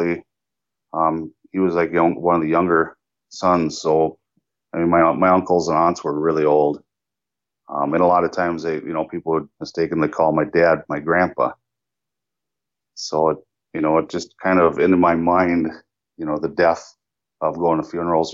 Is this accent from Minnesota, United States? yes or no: yes; Detroit Lakes, Minnesota, United States; I was born in Detroit Lakes, Minnesota. Happy family